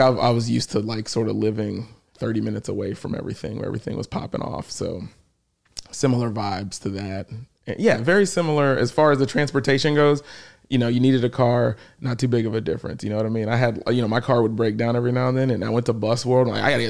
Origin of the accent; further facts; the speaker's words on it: Houston, Texas, United States; moved away as an adult; also born or lived in Los Angeles, United States; now in New York City, United States; Sherwood Oaks. I grew up in Sherwood Oaks.